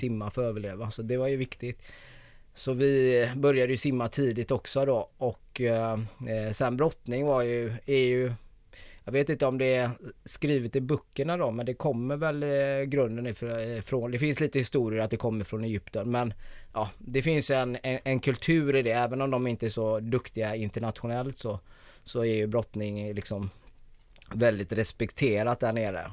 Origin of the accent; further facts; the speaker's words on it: Gothenburg, Västra Götaland, Sweden; accent: Gothenburg dialect; now in Stockholm, Sweden; jag är född i Bergsjön. Ja. Så Göteborg.